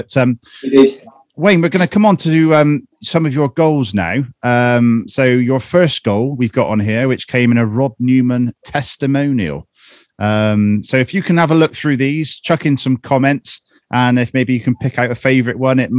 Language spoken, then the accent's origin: English; Bristol, South West England, United Kingdom; We're both from Bristol.